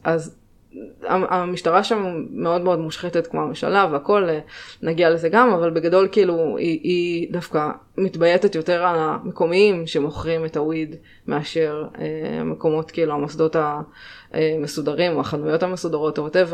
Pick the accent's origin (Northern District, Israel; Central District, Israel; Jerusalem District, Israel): Northern District, Israel; also born or lived in Jamaica; במקור מהצפון, מצפון הארץ